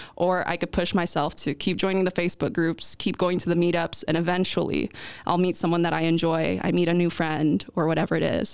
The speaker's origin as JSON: {"language": "English", "country": "United States", "first_language": "English", "moved": "as an adult", "lives_now": "Netherlands", "said": "I'm leaving a country where my parents immigrated from."}